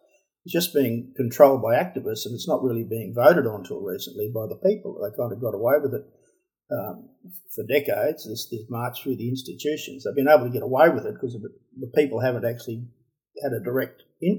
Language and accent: English; Australia; We're all Australians. We're all Australian citizens.